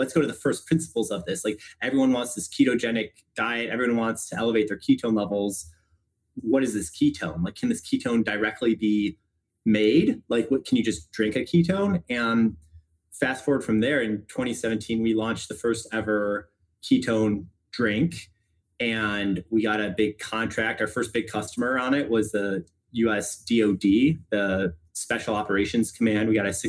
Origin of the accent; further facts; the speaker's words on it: Chicago, Illinois, United States; I'm from Chicago originally, went to public high school, got into Stanford for college